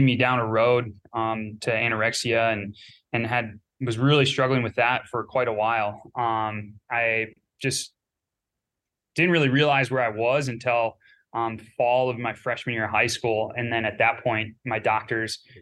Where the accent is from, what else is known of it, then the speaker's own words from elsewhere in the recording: Northeast Wisconsin, United States; Growing up, I grew up in Northeast Wisconsin